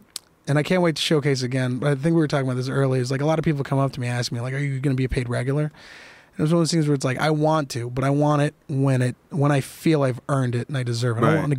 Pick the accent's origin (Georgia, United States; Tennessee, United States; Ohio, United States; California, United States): California, United States; San Jose; When growing up in San Jose